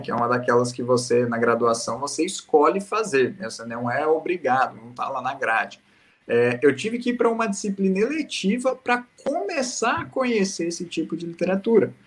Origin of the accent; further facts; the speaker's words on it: Paraná, Brazil; A gente é do Paraná